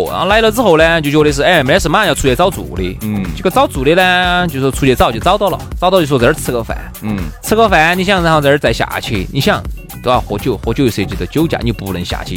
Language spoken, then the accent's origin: Chinese; China; 我们中国人